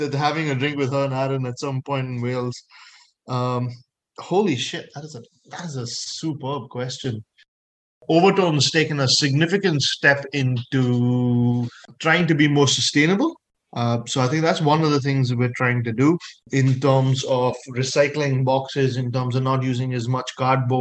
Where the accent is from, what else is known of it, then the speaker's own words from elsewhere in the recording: India; moved away as an adult; I'm an Indian citizen that's been here for 5 years